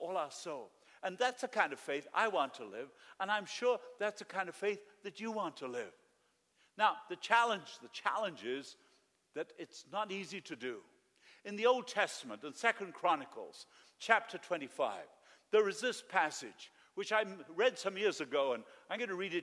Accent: Argentina; moved away; I lived in Argentina

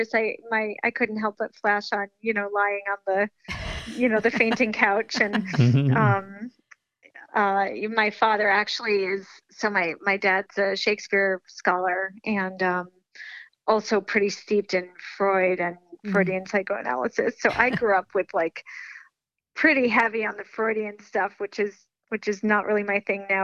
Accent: Amherst, Massachusetts, United States; also born or lived in Buffalo, New York; I was born in Buffalo, New York. And then when I was 9 years old, my family moved here to Western Mass, to Amherst, Massachusetts. And this is where I, you know, came up through high school

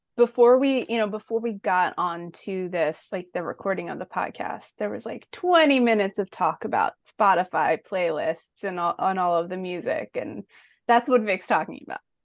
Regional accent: Philadelphia, Pennsylvania, United States; I'm from Philly

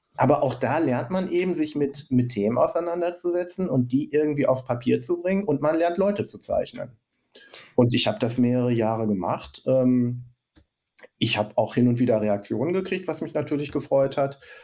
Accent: Recklinghausen, North Rhine-Westphalia, Germany; Ich komme aus Recklinghausen

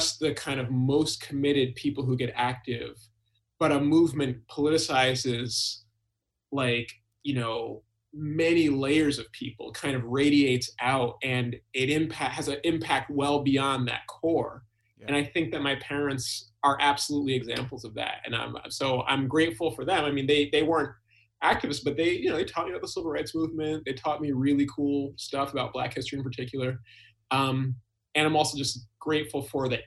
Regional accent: Albany, New York, United States; now in Boston, United States; I actually grew up in upstate New York

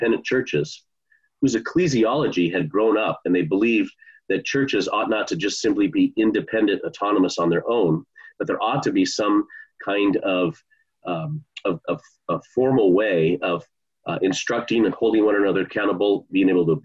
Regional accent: Bellevue, Washington, United States; moved away as an adult; also born or lived in Annapolis; I grew up in the Bellevue area and didn't grow up in a Christian home

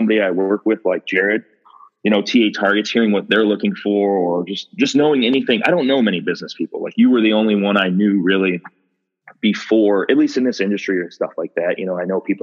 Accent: Ohio, United States; I was born and raised in Ohio, never really left

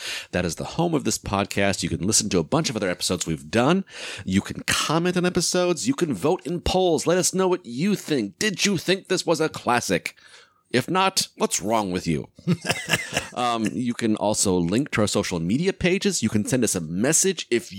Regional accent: Texas, United States; That's my impersonation of the Texas guy. I'm from Texas.

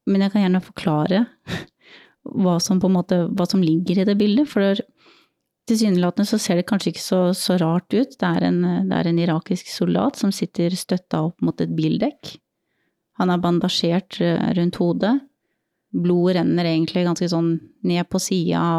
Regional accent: Norway; Vi har hatt mye, mye humor med det når vi har vært på øvelse hjemme i Norge også, og sitter i kø liksom på E6-en eller hva det også er for noe oppe i nord

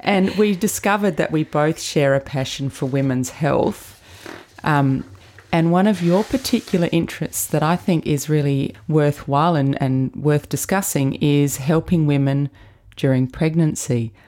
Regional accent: Adelaide, South Australia, Australia; Another Adelaide girl.

